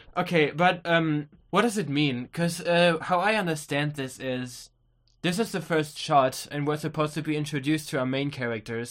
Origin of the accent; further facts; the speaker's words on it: Germany; we're from Germany